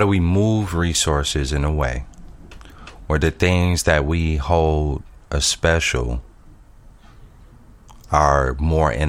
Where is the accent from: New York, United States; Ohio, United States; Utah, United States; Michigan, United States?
Michigan, United States; Flint; I'm based in Flint, Michigan